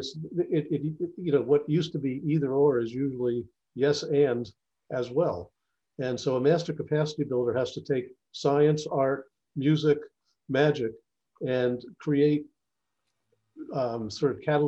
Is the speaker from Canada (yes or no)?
no; New Jersey, United States; my home state of New Jersey